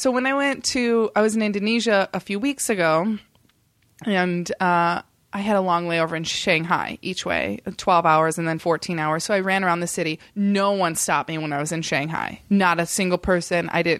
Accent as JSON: {"language": "English", "region": "Indiana", "country": "United States", "tie": "born or raised there", "said": "I mean, I don't know, growing up in Indiana and you only see these like amazing photos of the Great Wall"}